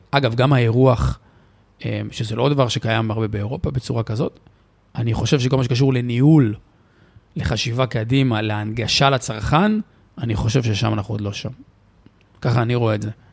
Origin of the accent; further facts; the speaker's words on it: Israel; אנחנו ישראלים